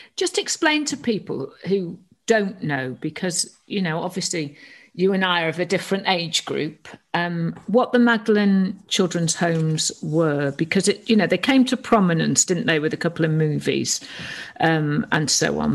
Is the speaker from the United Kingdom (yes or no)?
yes; North Wales, United Kingdom; I was brought up a Catholic in North Wales